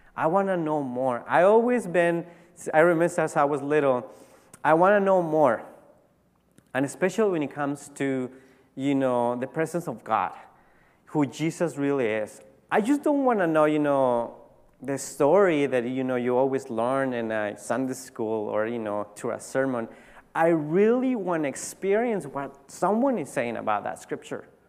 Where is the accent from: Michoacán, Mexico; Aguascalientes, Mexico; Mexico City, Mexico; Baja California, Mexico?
Baja California, Mexico; Tijuana; I grew up in Tijuana, Mexico